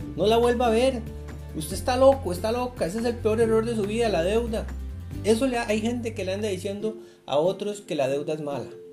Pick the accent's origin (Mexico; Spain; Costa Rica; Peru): Costa Rica; yo soy de Costa Rica